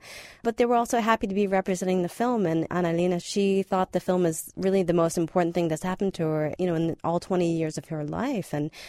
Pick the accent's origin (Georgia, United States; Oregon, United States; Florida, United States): Florida, United States; South; now in Berlin, Germany; But I'm from South Florida myself, and there's a very strong Cuban community there, and there's a lot of support for people who do leave Cuba.